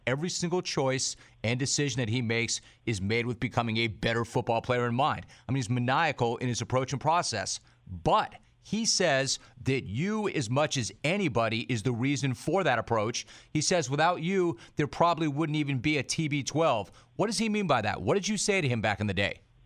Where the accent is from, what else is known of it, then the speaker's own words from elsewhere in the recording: Southern California, United States; I'm a SoCal native